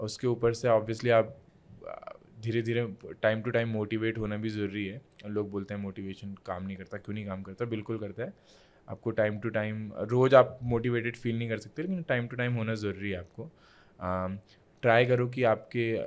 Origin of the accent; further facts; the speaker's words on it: Uttarakhand, India; मैं इंडिया से हूँ